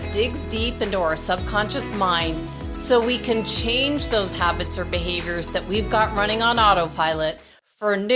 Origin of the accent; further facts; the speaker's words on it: Toronto, Ontario, Canada; now in Arizona, United States; my hometown of Toronto, Canada